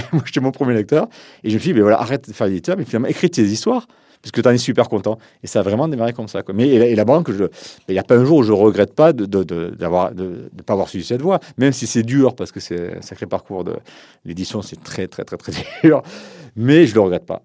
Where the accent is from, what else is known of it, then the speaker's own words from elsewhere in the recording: Montpellier, Occitania, France; j'étais de Montpellier, je connaissais personne.